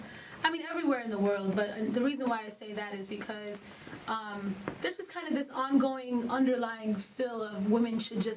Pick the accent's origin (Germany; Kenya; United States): Kenya; Like, hey, I'm from Kenya, my sister's from Nigeria, my other sister's from South Africa.